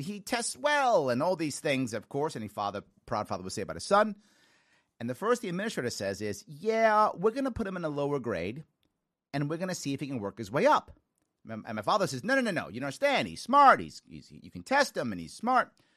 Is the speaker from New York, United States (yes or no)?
yes; New York City, New York, United States; also born or lived in Long Island, New York / Manhattan, New York; I grew up in the South Bronx as a kid